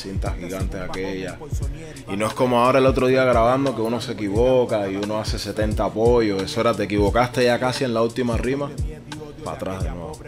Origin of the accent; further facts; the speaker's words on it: Havana, Cuba; moved away as an adult; also born or lived in Caracas, Venezuela; now in Barcelona, Spain; Yo nací en La Habana, soy un tipo cualquiera como cualquier cubano que nació en el 82 en La Habana.